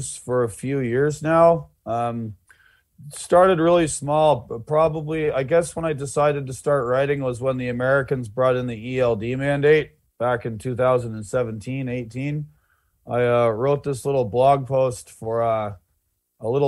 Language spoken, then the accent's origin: English; Canada; being a Canadian